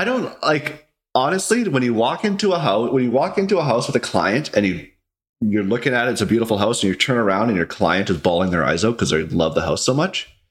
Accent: Vernon, British Columbia, Canada; also born or lived in Vancouver; now in Kelowna, Canada; I was born in Vancouver, but I moved to uh, Vernon when I was pretty young. I can't remember, like three or four years old. I grew up, went to school in Vernon, elementary, high school.

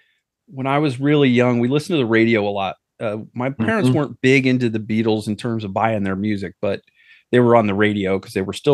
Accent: Ohio, United States; also born or lived in New Jersey; I'm originally from New Jersey, and we moved to Ohio when I was in kindergarten.

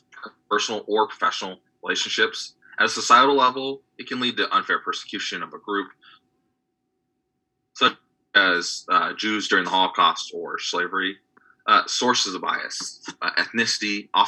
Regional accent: California, United States; Growing up in California, we live in a very diverse state

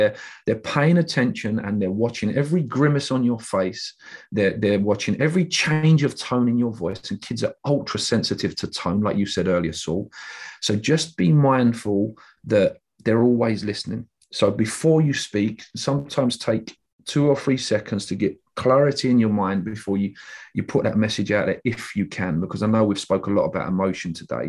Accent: England, United Kingdom; us as English people

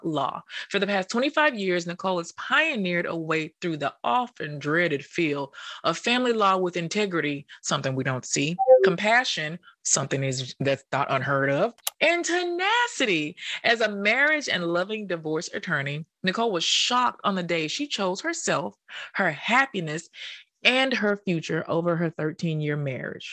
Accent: Tennessee, United States; accent: Southern twang; now in New York, United States; I'm from Tennessee

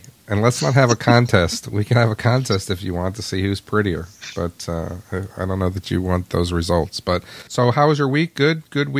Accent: New York, United States; growing up in New York, we did have some summer property up there in upstate New York.

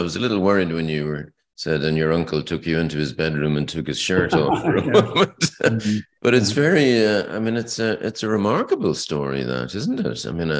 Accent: Leeds, Yorkshire and the Humber, United Kingdom; born there; I was born in Leeds.

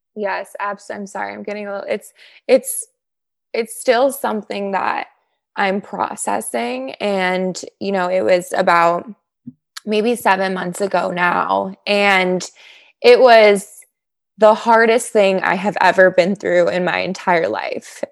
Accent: Chicago, Illinois, United States; moved away as an adult; also born or lived in Lake Forest, Illinois / Northbrook, Illinois; now in Los Angeles, United States; I'm from Chicago. So after college, I moved back to Chicago. I'm from the northern suburbs. So originally Lake Forest, then moved to Northbrook.

